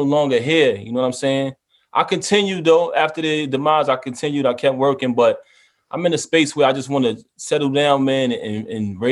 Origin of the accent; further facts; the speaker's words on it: New York City, New York, United States; I grew up in Brooklyn my whole life.